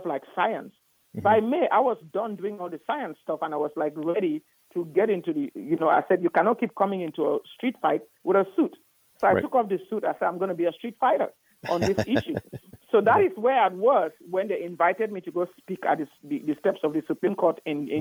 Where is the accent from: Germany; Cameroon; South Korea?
Cameroon; also born or lived in Nigeria / Houston, Texas; now in United States; I'm from Cameroon originally, but I went to medical school in Nigeria